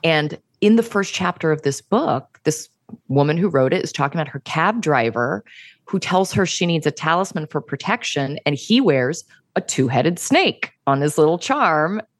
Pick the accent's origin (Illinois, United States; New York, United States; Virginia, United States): Virginia, United States; I'm from Virginia, yeah. And where I come from, it's, like, right where West Virginia and Virginia and Maryland and D C all meet.